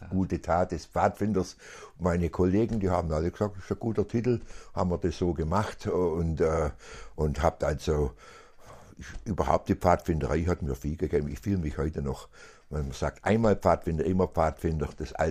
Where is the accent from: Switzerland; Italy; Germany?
Germany; Aalen, Baden-Württemberg; also born or lived in Ellwangen; da bin ich geboren, bin aber in Aalen aufgewachsen, mein ganzes Leben lang.